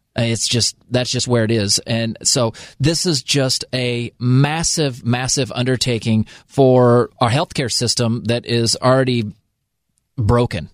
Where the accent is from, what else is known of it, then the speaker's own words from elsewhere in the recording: United States; I'm only American.